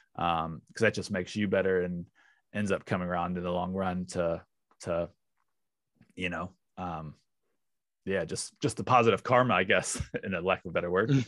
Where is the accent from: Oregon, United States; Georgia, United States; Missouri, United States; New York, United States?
Missouri, United States; St. Louis; moved away as an adult; now in New Zealand; I'm from Saint Louis originally